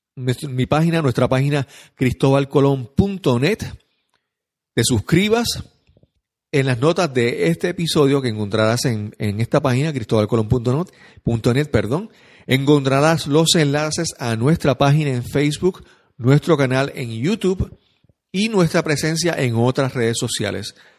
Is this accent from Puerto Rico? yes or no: yes; San Juan, Puerto Rico; soy de San Juan de Puerto Rico